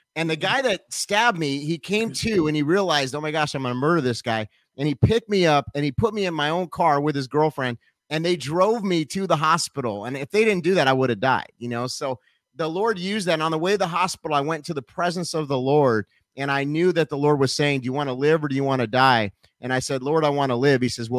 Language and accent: English; Nashville, Tennessee, United States; even though we're from Nashville, both of us.